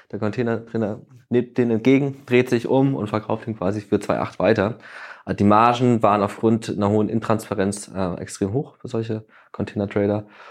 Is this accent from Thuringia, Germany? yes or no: yes; Thuringia, Germany; also born or lived in Hamburg; now in Berlin, Germany; ich komme eigentlich aus Thüringen